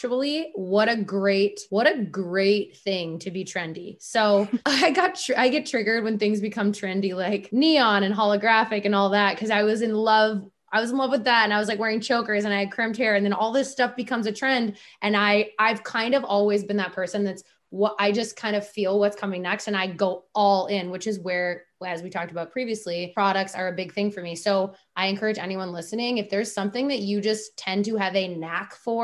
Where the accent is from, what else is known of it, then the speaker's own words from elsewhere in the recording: Minnesota, United States; we're from the Minnesota